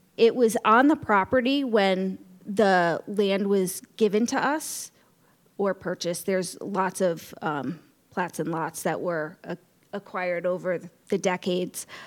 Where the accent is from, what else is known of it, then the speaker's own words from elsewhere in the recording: Norwalk, Connecticut, United States; moved away as an adult; also born or lived in Rhode Island; now in Westerly, United States; I grew up in Norwalk, Connecticut